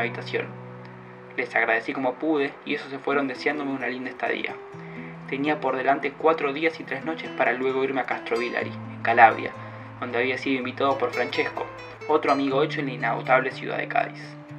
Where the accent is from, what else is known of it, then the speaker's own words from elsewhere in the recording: Argentina; soy de Argentina